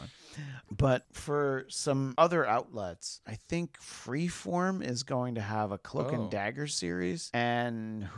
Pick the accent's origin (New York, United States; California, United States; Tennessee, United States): New York, United States; near Vernon, New Jersey; Action Park is a theme park very near to where I grew up in Vernon, New Jersey.